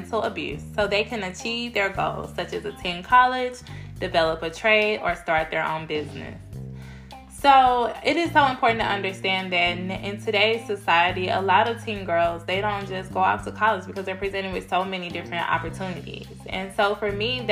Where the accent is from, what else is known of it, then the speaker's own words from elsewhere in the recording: Cedar Hill, Texas, United States; I grew up in Cedar Hill, Texas